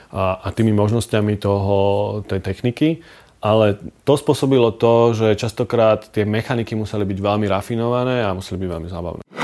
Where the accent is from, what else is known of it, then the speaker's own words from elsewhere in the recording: Bratislava, Bratislava Region, Slovakia; Narodil som sa v Bratislave, veľkú časť života som prežil v Lamači